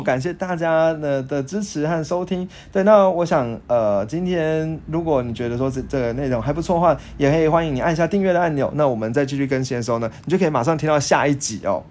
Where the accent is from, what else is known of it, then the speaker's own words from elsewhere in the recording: Taiwan; 像我们台湾人